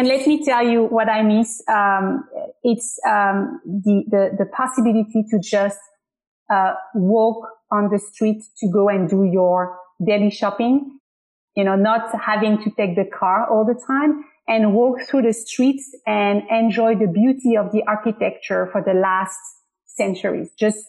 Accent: Paris, Île-de-France, France; English is a second language; now in United States; I'm from Paris in France.

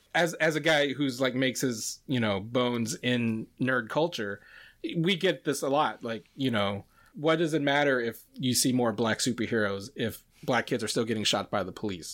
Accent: Luray, Virginia, United States; look up Laray, Virginia, where I'm from

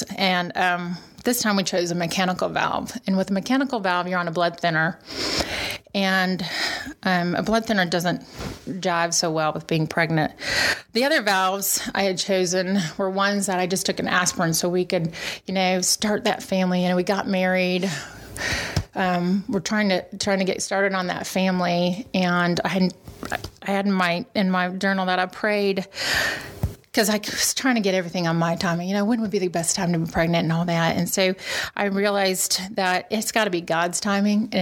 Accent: Kansas, United States; moved away as an adult; now in Milwaukee, United States; I grew up in Kansas, and I was in Kansas City

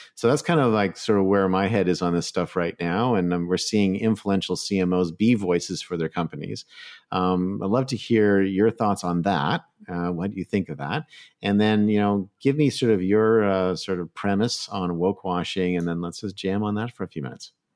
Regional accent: Canada; moved away; I'm originally a Canadian

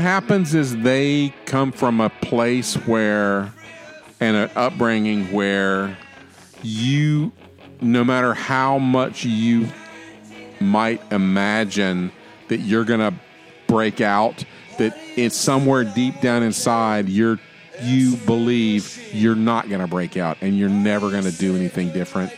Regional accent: Florida, United States; I'm from Florida

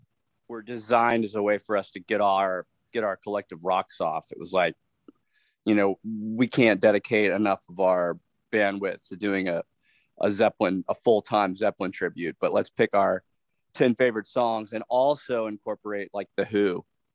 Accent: Indiana, United States; Growing up in Indiana

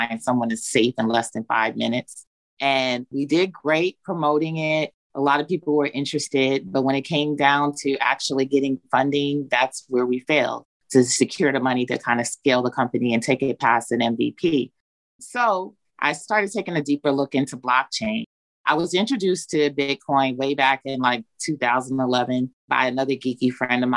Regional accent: New York City, New York, United States; also born or lived in Long Island, New York; now in Georgia, United States; I'm originally from New York, born in Long Island, raised in Brooklyn. Been in Georgia for over 20 years, though

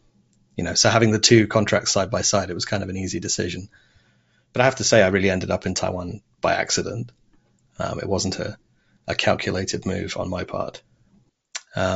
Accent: Devon, South West England, United Kingdom; moved away as an adult; also born or lived in Saudi Arabia / Oxford, England; When we moved back to England, we lived in Devon, which is quite a rural, idyllic part of the country. So I had most of my schooling there in Devon

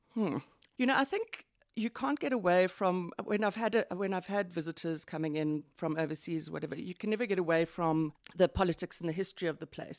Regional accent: Johannesburg, Gauteng, South Africa; I'm from Johannesburg, born and bred.

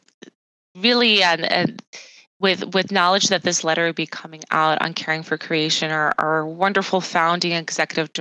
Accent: Chicagoland, suburb of Chicago, Illinois, United States; I was born in the Chicagoland area in a suburb of Chicago

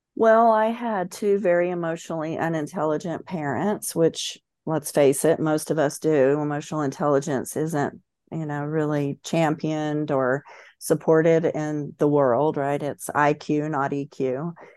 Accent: Central Florida, United States; moved away; that small town in Central Florida. I'm from the South, grew up very much in the Bible

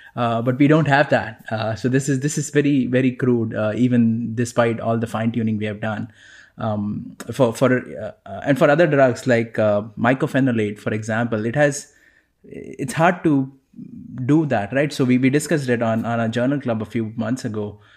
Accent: Mumbai, Maharashtra, India; moved away; growing up in Mumbai

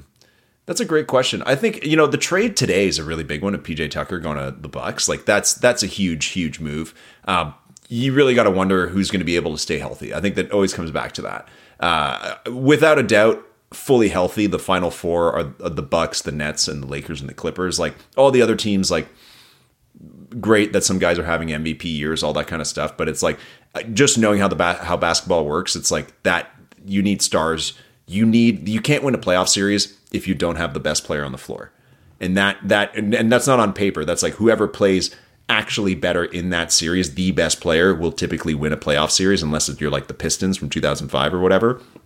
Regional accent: Toronto, Ontario, Canada; I grew up downtown Toronto, so I'm a Raptors fan

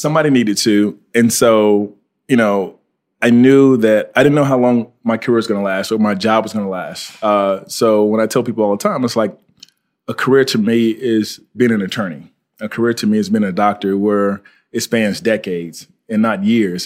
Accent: Fort Pierce, Florida, United States; I'm from Florida. Uh, went to high school at uh, Fort Pierce Westwood High School

